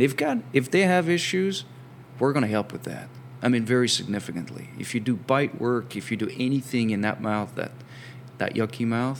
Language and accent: English; France; English is a second language; now in United States; while I have an accent, I'm actually from France originally.